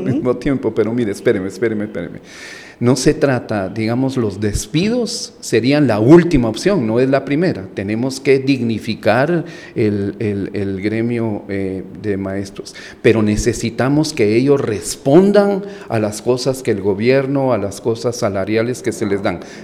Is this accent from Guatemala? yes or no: yes; Guatemala; moved away as an adult; also born or lived in Colombia; yo soy guatemalteco